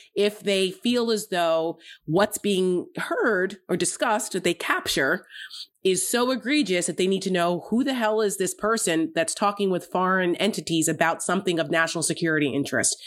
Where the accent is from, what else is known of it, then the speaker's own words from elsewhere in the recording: Paramus, New Jersey, United States; moved away; my hometown in Paramus, New Jersey